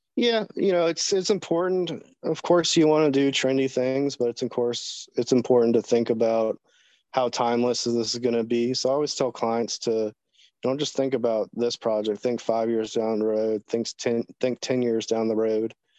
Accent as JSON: {"language": "English", "town": "Jacksonville", "region": "Florida", "country": "United States", "tie": "born or raised there", "moved": "yes", "lives_now": "Virginia, United States", "said": "I'm originally from Florida, born in Jacksonville, Florida."}